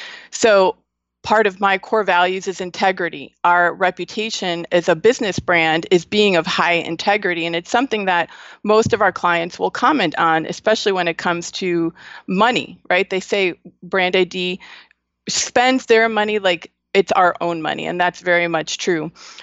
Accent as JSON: {"language": "English", "town": "Buffalo", "region": "New York", "country": "United States", "said": "I'm from Buffalo, New York."}